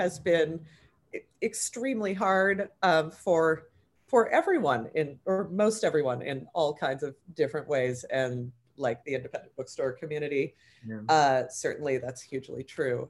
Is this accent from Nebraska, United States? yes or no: no; California, United States; I'm from California